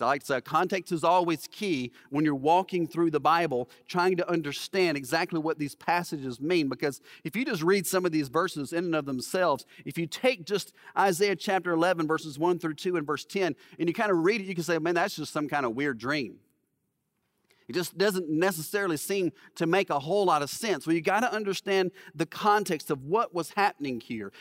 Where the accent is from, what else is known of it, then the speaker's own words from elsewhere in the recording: Alabama, United States; I grew up in Alabama